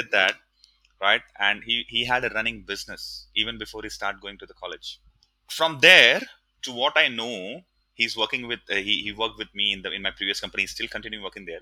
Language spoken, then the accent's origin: English; India; moved away as an adult; also born or lived in Mumbai; now in Singapore; growing up in India